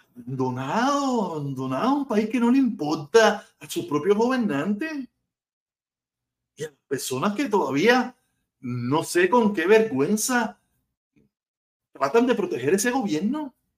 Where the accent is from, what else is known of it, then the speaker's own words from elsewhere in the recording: Cuba; moved away; nosotros somos cubanos.